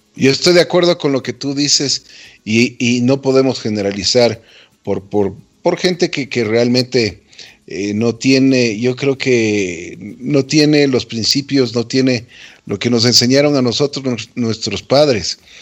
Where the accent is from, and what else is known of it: Ecuador